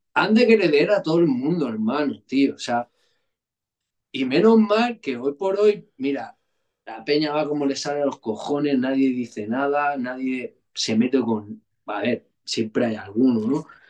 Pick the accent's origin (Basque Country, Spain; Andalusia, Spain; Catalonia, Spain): Catalonia, Spain; El Prat de Llobregat; yo vivía en un barrio, hermano, tú sabes, yo, vengo de San Come.